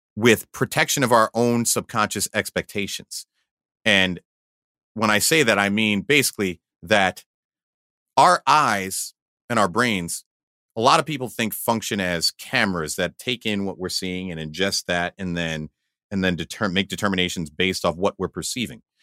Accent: Valley Stream, New York, United States; I grew up in Valley Stream, Long Island

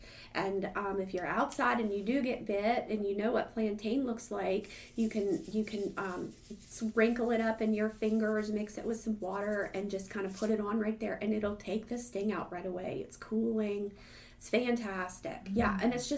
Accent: Northern United States, United States; now in Southern United States; I'm unapologetically Yankee, and I'm one of those that came to the South and fell in love, and I ain't leaving, y'all.

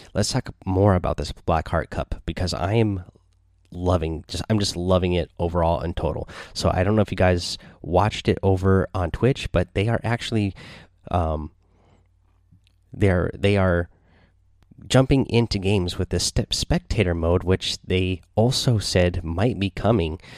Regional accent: Seattle, Washington, United States; I'm from Seattle.

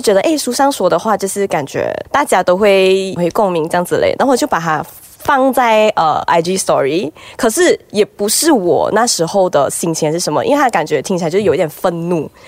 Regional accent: Malaysia; 我们 as a Malaysian representative，我们可以英文都可以，华语都可以，啊，广东一点点也可以啊

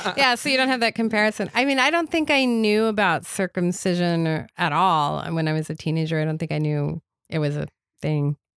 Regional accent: Atlanta, Georgia, United States; moved away as an adult; now in New York, United States; I moved to New York from Atlanta, where I was from when I was eleven to when I was thirty-five

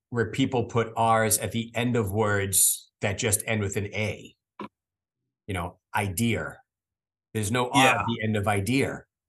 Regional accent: Boston, Massachusetts, United States; accent: Boston; I try to lose my Boston accent.

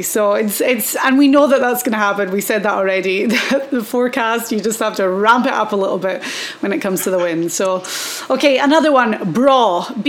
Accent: the north of Scotland in the Highlands, United Kingdom; accent: Highland Scottish (north of Scotland); we're in Scotland this week, you know, back-to-back weeks in Scotland and me being Scottish

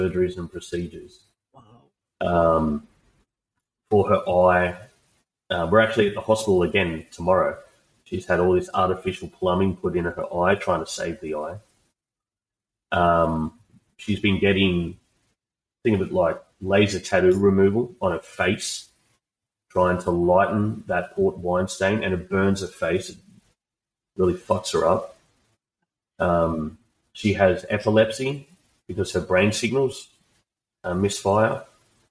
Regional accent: Australia; I'm just an Aussie bloke

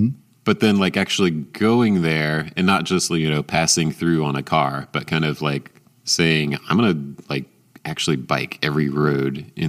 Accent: Atlanta, Georgia, United States; growing up in Atlanta

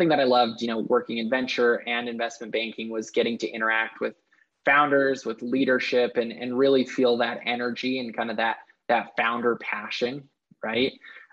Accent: Lehi, Utah, United States; Well, like you said, yeah, grew up watching Silicon Slopes kind of blossom and grow.

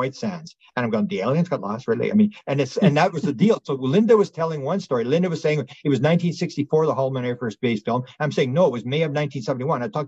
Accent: Canada; I'm a Canadian

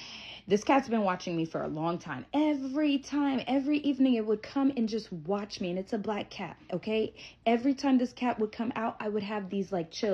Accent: United States; I'm not scared of no cat. I'm from America. I got this, bro.

